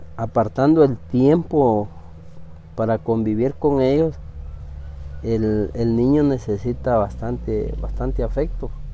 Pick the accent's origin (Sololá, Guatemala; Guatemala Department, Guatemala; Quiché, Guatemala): Quiché, Guatemala; Pachalum; first language Spanish; nosotros como, como Pachalún, como municipio en sí